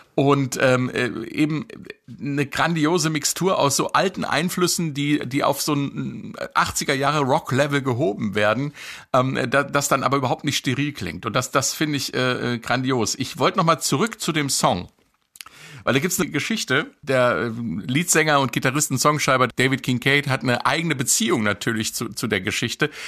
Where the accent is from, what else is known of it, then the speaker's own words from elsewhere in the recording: Marburg, Hesse, Germany; In meiner Heimatstadt Marburg gab es in jedem Jahr ein kommunistisches Stadtfest der DKP